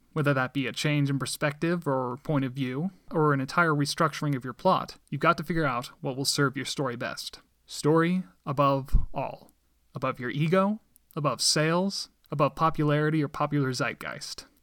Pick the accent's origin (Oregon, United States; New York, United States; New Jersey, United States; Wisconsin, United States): Oregon, United States; Medford; also born or lived in Littleton, Colorado; My family and I moved to Medford, Oregon shortly afterwards when I was about one and a half years old. I grew up there